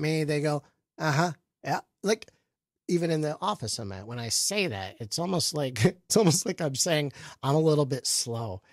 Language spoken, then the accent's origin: English; Flint, Michigan, United States; also born or lived in Tampa, Florida; now in New York, United States; I moved here from Tampa, but I was born in Flint, Michigan